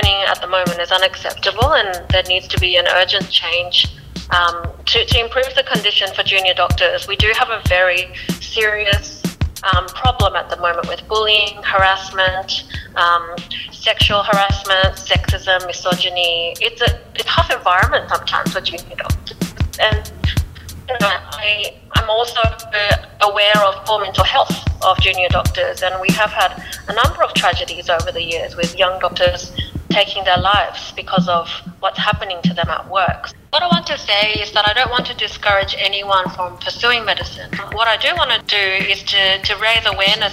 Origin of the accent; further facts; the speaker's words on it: Japan; I was born in Japan.